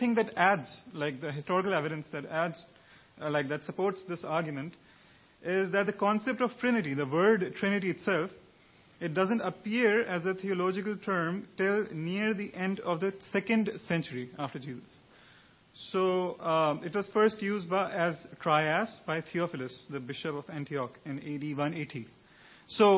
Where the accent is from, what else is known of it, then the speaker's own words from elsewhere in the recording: Pakistan; I'm from Pakistan.